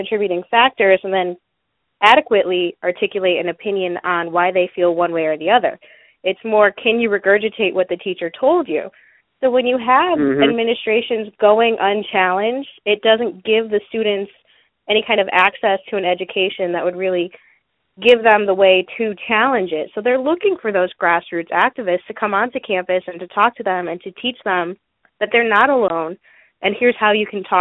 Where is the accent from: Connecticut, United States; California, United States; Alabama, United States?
Connecticut, United States; moved away; also born or lived in Texas; I grew up in Connecticut